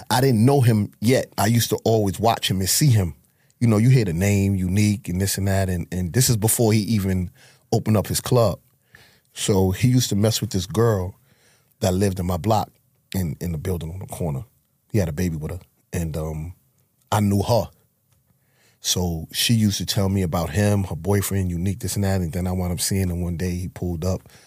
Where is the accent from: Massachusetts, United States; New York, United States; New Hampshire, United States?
New York, United States; New York City; I'm from Harlem. I grew up in Harlem.